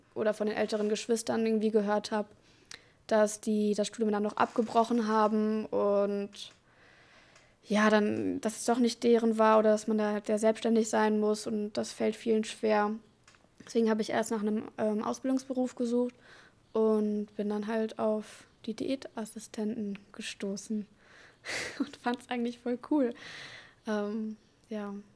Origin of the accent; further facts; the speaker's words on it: Dortmund, North Rhine-Westphalia, Germany; moved away as an adult; wurde in Dortmund geboren und habe da auch mein Abitur gemacht.